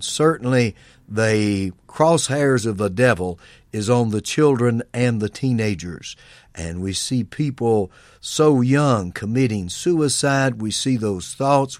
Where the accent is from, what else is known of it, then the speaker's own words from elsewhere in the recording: United States; being born in America and being an American